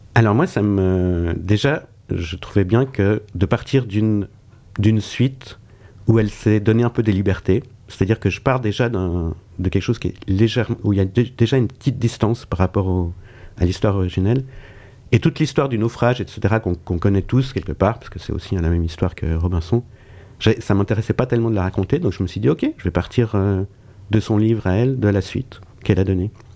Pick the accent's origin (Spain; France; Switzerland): Switzerland; je suis suisse